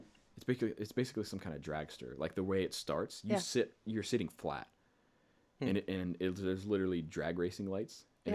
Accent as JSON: {"language": "English", "town": "Pittsburgh", "region": "Pennsylvania", "country": "United States", "said": "It's in Ohio, so I'm originally from Pittsburgh."}